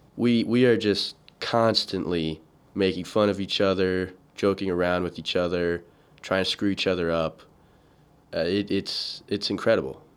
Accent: Atlanta, Georgia, United States; growing up in Georgia, Atlanta specifically

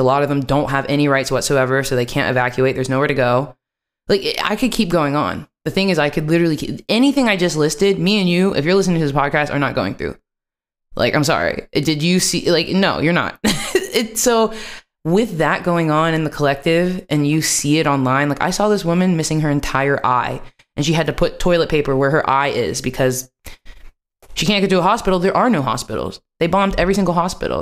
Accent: West Virginia, United States; moved away as an adult; now in Amsterdam, Netherlands; I grew up over in West Virginia around the Christian white people

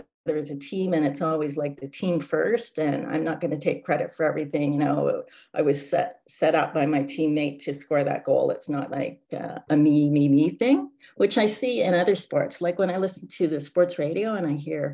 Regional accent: Canada; now in Vancouver, Canada; being Canadian, and you basically grow up with that. So like at my high school, we had a hockey team

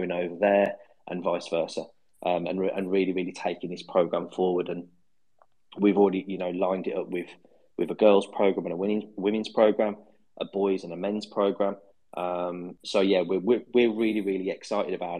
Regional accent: Birmingham, West Midlands, United Kingdom; accent: Brummie; my Brummie accent

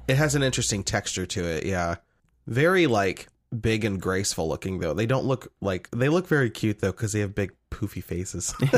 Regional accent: Nebraska, United States; born or raised there

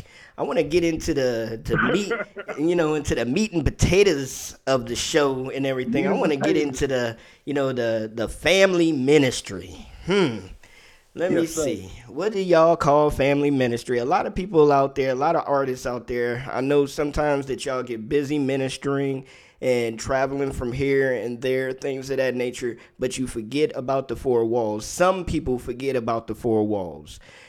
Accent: Maryland, United States; because I was raised in Maryland, in D.C., Maryland area. I was a military brat, so I lived pretty much all over when I was younger

